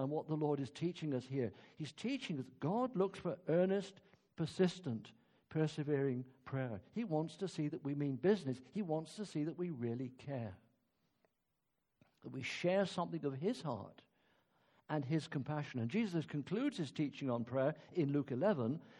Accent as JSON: {"language": "English", "area": "Cornwall", "region": "South West England", "country": "United Kingdom", "also_born_or_lived": "Yorkshire", "moved": "yes", "said": "I come from the West Country of Cornwall"}